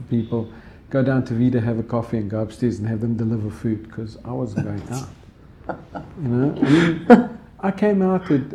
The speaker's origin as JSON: {"language": "English", "town": "Johannesburg", "region": "Gauteng", "country": "South Africa", "tie": "born or raised there", "said": "I grew up there. I grew up in Mayfair, North"}